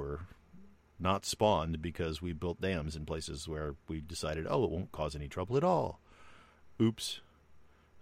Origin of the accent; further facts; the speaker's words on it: United States; we as American citizens